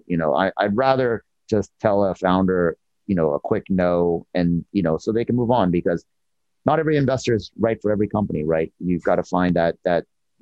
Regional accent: Seattle, Washington, United States; I'm from Seattle area

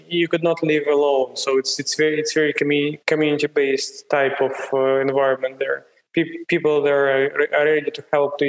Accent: Siberia, Russia; moved away; I was born in Siberia, in one of the coldest places in the world. So in the winter, at place where I grew, it was minus 42 Celsius.

